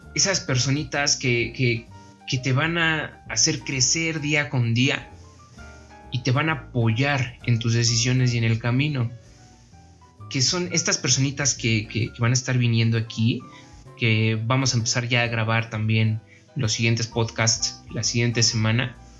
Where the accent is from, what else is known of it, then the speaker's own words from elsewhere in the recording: Mexico City, Mexico; Soy originario de la Ciudad de México